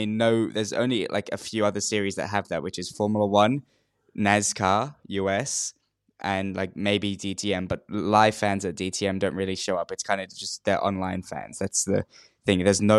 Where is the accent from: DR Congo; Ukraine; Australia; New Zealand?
Australia; my friends always make fun of me because I'm more English than I am Australian.